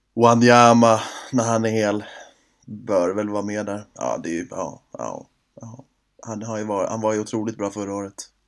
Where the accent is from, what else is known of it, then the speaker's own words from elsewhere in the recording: Sweden; man är ju som sagt svensk